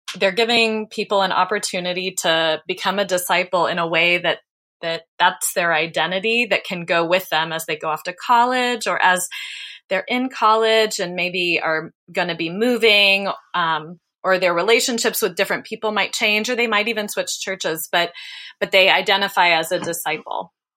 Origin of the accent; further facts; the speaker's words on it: Dayton, Ohio, United States; I grew up in Dayton, Ohio